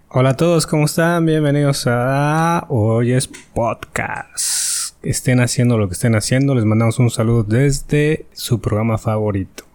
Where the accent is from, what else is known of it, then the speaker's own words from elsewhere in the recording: Mexico; como buenos mexicanos